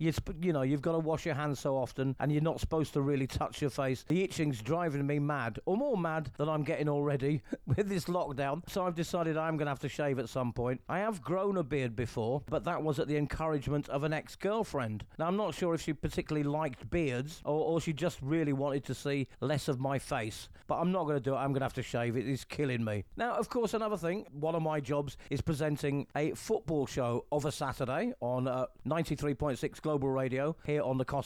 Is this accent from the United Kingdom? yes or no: yes; England, United Kingdom; now in Calahonda, Spain; I'm an English guy in Spain